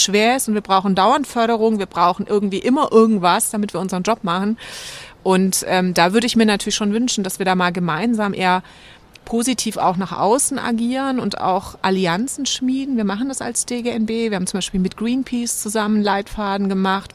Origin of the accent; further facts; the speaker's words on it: Böblingen, Baden-Württemberg, Germany; also born or lived in Giessen; ich bin aufgewachsen bei Stuttgart in Böblingen, also 20 Kilometer von Stuttgart entfernt